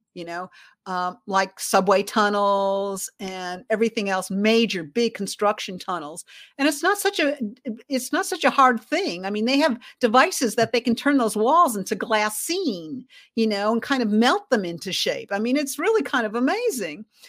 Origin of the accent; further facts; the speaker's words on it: Chicago, Illinois, United States; I was born in Chicago